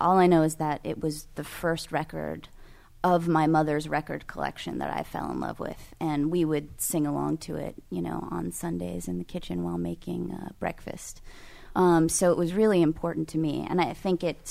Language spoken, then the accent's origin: English; California, United States; I'm from California